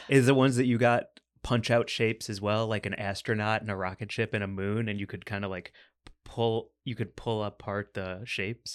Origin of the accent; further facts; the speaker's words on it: Missouri, United States; my home state, Missouri